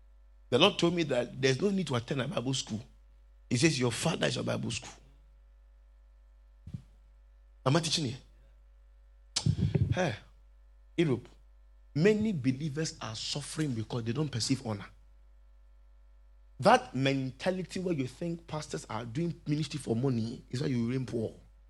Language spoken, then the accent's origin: English; Limbe, Southwest Region, Cameroon; And I come from Limbe too.